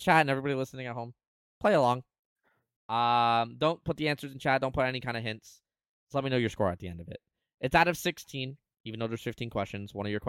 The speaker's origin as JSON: {"language": "English", "country": "Canada", "said": "I'm Canadian."}